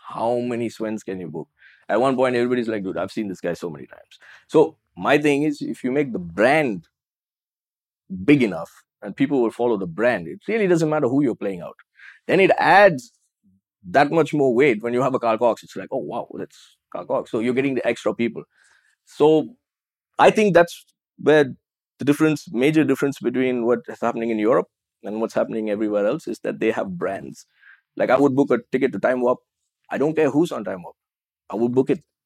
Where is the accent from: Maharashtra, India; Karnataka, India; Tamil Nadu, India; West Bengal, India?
Tamil Nadu, India; Chennai; moved away; also born or lived in Dubai; I am from Chennai